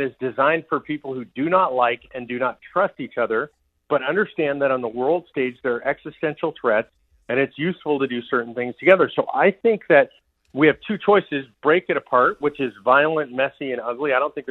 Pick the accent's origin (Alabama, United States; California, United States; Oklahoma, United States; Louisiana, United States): California, United States; Los Angeles; moved away as an adult; now in Texas, United States; I grew up in Los Angeles, California. I lived there my entire life.